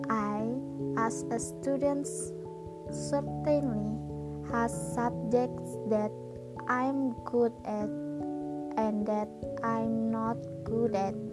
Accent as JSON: {"language": "English", "town": "Kandangan", "region": "South Kalimantan", "country": "Indonesia", "tie": "born there", "said": "I was born in Kandangan, 16th of January 2001"}